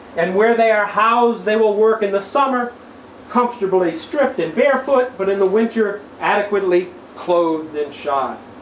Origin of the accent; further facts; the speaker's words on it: St. Cloud, Minnesota, United States; my hometown of scenic St. Cloud, Minnesota